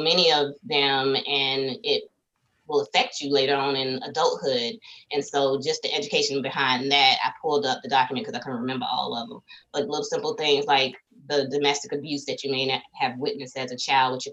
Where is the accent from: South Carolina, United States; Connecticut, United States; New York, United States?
South Carolina, United States; I'm from South Carolina